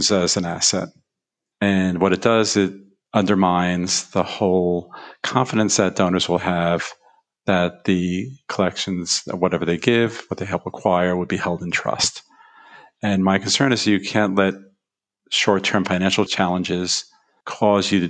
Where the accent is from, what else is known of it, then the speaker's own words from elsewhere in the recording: New York, United States; I grew up in New York